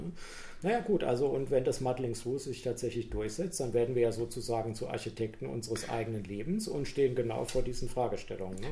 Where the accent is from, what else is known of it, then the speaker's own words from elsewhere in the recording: Heidelberg, Baden-Württemberg, Germany; ich komme ja so aus der Gegend von Heidelberg